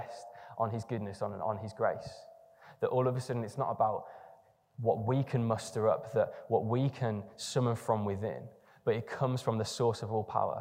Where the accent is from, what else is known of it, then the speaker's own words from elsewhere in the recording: England, United Kingdom; if you're English in the room, I am as well